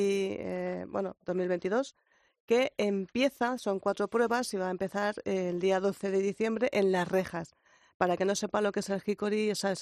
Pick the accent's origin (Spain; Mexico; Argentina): Spain; Community of Madrid; now in Almería, Spain; los madrileños nos echaban de todos sitios